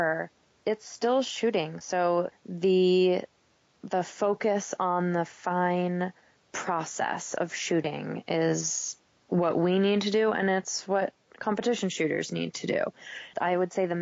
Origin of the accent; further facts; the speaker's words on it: Maine, United States; moved away; also born or lived in Vermont; I grew up in Maine, and I was a runner and a cross-country skier